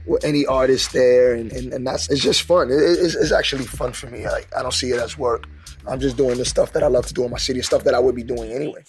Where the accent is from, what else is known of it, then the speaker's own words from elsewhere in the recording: New York City, New York, United States; also born or lived in Brooklyn, New York; I grew up in the Bronx, New York, South Bronx